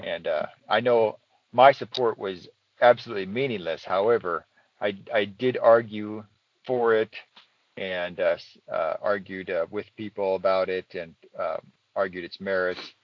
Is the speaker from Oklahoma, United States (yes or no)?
no; Iowa, United States; I was born in Iowa